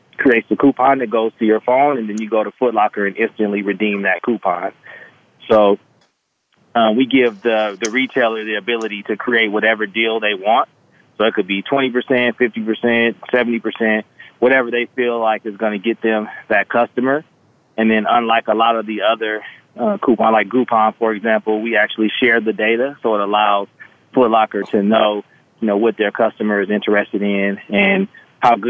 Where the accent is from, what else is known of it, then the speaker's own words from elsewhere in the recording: Los Angeles, California, United States; moved away as an adult; also born or lived in Hawaii; now in Las Vegas, United States; I'm from Los Angeles, California, Crenshaw District. So I'm an inner city kid that grew up with big dreams